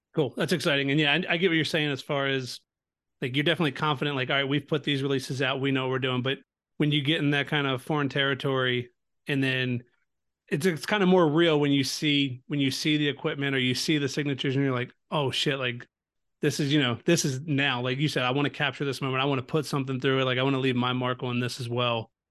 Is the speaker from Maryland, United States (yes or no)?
yes; Baltimore, Maryland, United States; I'm from Baltimore, so not far